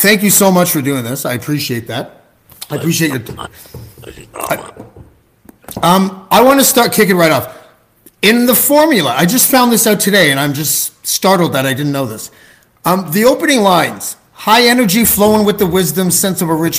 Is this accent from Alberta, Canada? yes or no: no; Toronto, Ontario, Canada; I'm from Canada. I'm from Toronto